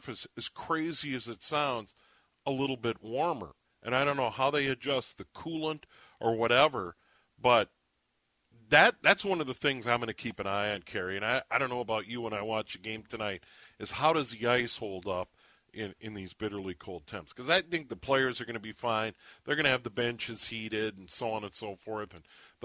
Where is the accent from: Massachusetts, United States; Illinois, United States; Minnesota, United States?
Minnesota, United States; I'm a Minnesotan. I was born here. I live here year round.